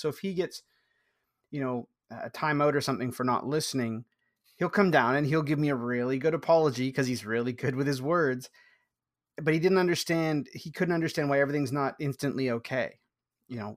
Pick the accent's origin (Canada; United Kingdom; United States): Canada; I'm Canadian